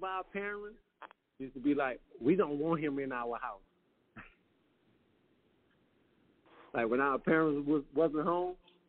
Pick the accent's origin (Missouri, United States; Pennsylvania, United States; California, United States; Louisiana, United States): Louisiana, United States; New Orleans; Magnolia Project, man, is like, we like to say it's Magnolia, Louisiana. It's like a city within a city.